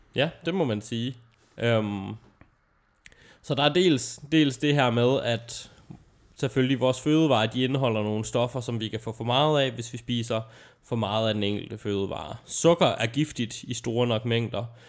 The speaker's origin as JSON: {"language": "Danish", "town": "Aalborg", "region": "North Denmark Region", "country": "Denmark", "tie": "born or raised there", "said": "min hjemstavn"}